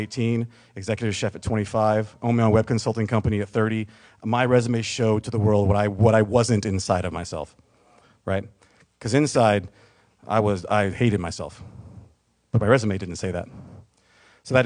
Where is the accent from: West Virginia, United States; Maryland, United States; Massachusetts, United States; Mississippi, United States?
Mississippi, United States; also born or lived in San Diego, California; born in San Diego in 1978, but I was raised in Mississippi.